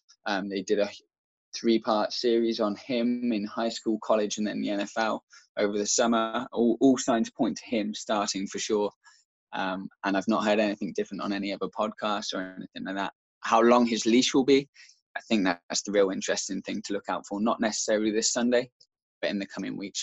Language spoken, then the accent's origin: English; Shropshire, West Midlands, United Kingdom; I'm from Shropshire